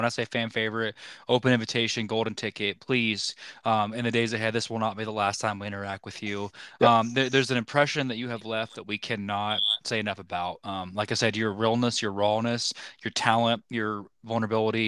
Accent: Oklahoma, United States; we're from Oklahoma

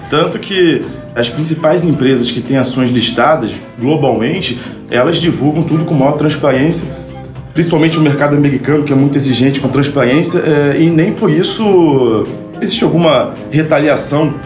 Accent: Rio de Janeiro, Brazil; Nascido e também criado no subúrbio do Rio de Janeiro, na verdade numa comunidade carente, né, do chamado Morro da Serrinha, em Madureira.

